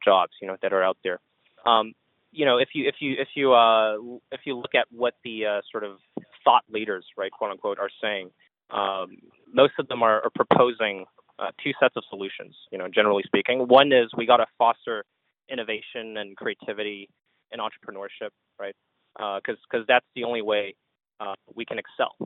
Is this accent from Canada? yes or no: yes; Montreal, Quebec, Canada; I grew up in in Canada, in Montreal